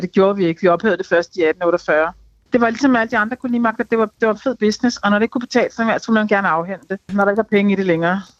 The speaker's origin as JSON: {"language": "Danish", "country": "Denmark", "said": "det er mig som dansker"}